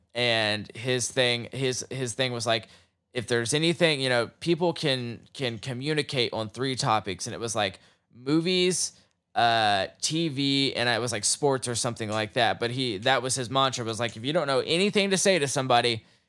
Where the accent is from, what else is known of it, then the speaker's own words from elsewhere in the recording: Oklahoma, United States; Like, I grew up in Oklahoma, and the first episode of Watchmen reenacts the Tulsa race riots.